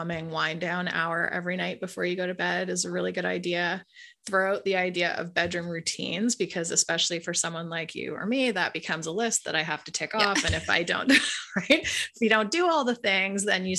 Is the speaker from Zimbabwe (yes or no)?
no; Canada; I'm Canadian